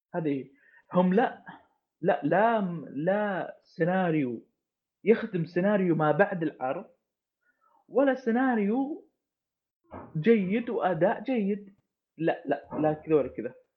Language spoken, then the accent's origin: Arabic; Saudi Arabia; انا كشخص سعودي